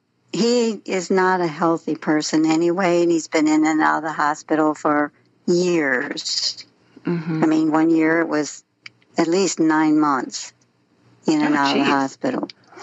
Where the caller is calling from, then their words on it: Wentzville, Missouri, United States; I'm calling from Wentzville, Missouri.